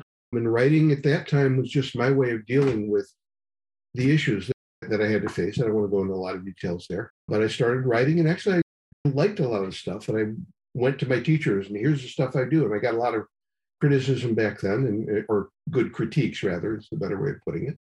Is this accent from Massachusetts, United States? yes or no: no; Cleveland, Ohio, United States; moved away; all born and raised in Cleveland area. Moved away for quite a while, never expected to come back. Came back due to family matters